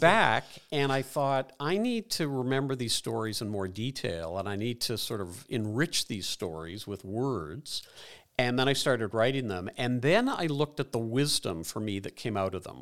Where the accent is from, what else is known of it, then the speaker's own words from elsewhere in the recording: Dublin, Leinster, Ireland; moved away; an immigrant, I was born in Dublin.